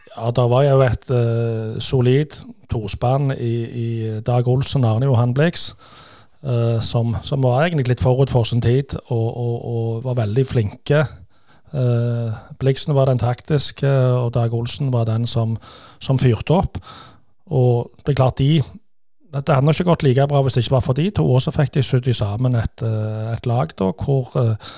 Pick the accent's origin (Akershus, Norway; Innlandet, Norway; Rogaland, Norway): Rogaland, Norway; Stavanger; vi kommer jo fra Kværnervika